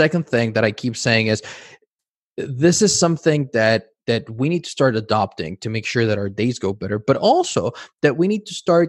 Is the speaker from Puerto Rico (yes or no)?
no; Mexico City, Mexico; English is a second language; moved away; also born or lived in United States; I grew up in Mexico City.